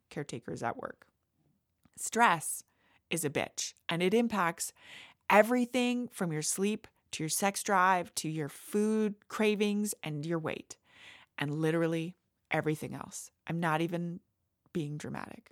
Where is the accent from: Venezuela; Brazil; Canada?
Canada; I am Canadian